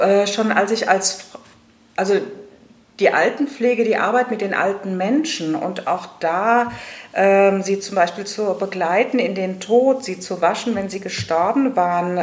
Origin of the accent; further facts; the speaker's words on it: Rhenish Hesse, Rhineland-Palatinate, Germany; moved away as an adult; now in Darmstadt, Germany; bin gebürtige Rheinhessin und auch eine Grund- und Schollenfrau, also sehr mit meiner alten Heimat auch noch verwoben